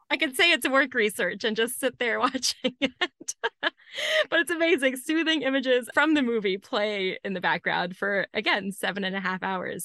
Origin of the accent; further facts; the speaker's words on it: Amarillo, Texas, United States; my hometown, Amarillo, Texas